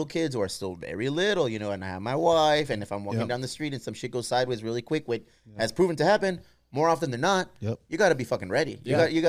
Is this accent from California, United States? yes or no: yes; San Diego, California, United States; we're from San Diego.